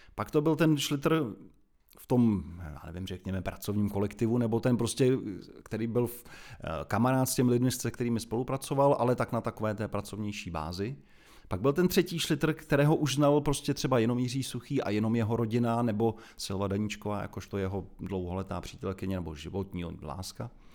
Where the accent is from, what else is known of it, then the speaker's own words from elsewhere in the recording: Prague, Czechia; also born or lived in Jilemnice; jsem celoživotní Pražák, protože rodiče už bydleli v Praze, takže ačkoliv jsem se narodil tam opravdu od, od prvních dnů, teda vyrůstám v Praze.